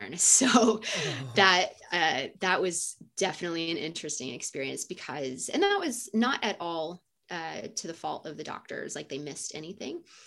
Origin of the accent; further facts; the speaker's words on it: United States; also born or lived in South Korea / Kuwait; we are American and we identify as Americans